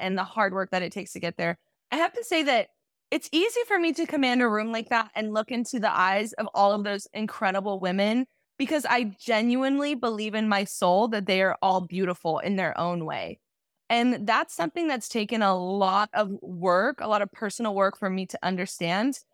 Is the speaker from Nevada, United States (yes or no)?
no; Garden Grove, California, United States; moved away as an adult; now in Los Angeles, United States; I'm actually from a small town in Orange County. I guess it's not that small, but it's called Garden Grove. Went to Garden Grove High School